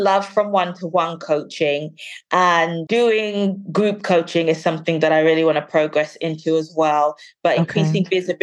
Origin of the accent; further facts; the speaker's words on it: London, United Kingdom; now in Birmingham, United Kingdom; I was born and raised in London, and I currently live in the second largest city, Birmingham.